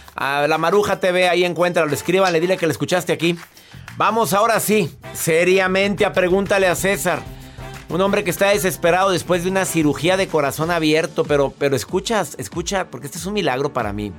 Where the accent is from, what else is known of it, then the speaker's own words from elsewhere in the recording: Monterrey, Nuevo León, Mexico; now in Houston, United States; Radico en la ciudad de Houston. Soy de Monterrey